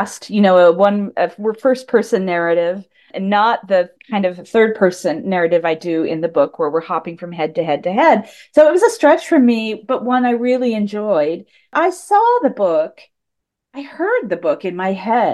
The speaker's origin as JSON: {"language": "English", "region": "Indiana", "country": "United States", "tie": "born or raised there", "said": "I was born in the Midwest in Indiana, but I was an odd Midwestern child."}